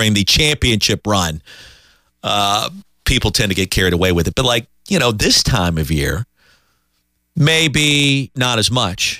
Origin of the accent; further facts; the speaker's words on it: Columbia, South Carolina, United States; remember, I grew up in Columbia, so we would go to South Carolina games, we'd go to Clemson games.